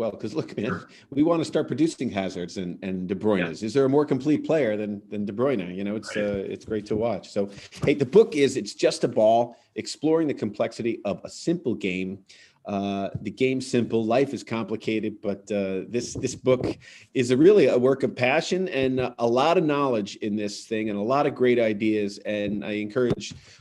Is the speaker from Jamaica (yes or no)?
no; Ireland; I'm Irish